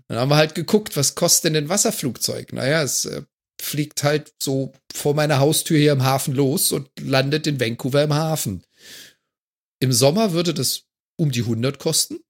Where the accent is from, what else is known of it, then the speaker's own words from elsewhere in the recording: Germany; now in Canada; als Deutscher, der in Kanada lebt